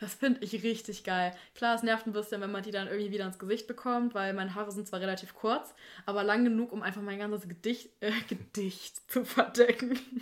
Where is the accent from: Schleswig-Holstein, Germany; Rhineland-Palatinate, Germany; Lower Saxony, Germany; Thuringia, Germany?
Thuringia, Germany; bei uns in Thüringen